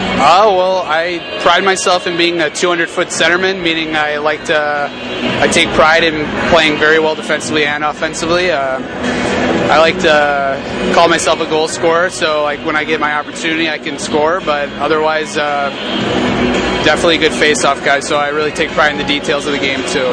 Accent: Muskego, Wisconsin, United States; moved away as an adult; I'm from Muskego, Wisconsin, which is about 20 minutes south of Milwaukee

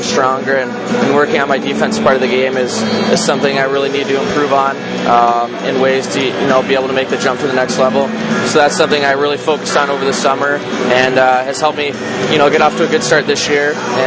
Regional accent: London, Ontario, Canada; Being from London, the hometown team was obviously the London Knights

